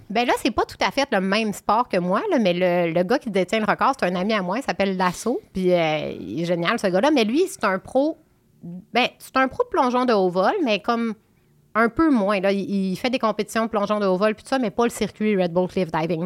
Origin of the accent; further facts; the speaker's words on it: Quebec, Canada; now in Montérégie, Canada; je suis une fille du Saguenay-Lac-Saint-Jean. Ben, maintenant, j'habite en Montérégie, mais je veux dire, je viens du Saguenay-Lac-Saint-Jean